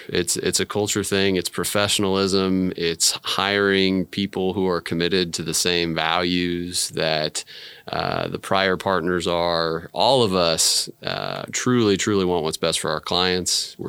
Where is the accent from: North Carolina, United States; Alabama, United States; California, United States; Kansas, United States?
Kansas, United States; Overland Park; also born or lived in Dallas / Chicago / St. Louis / Wichita; My hometown is originally Overland Park. I've lived kind of all over the Midwest. My dad bounced around when I was a kid. So Dallas, Chicago, St. Louis, Wichita.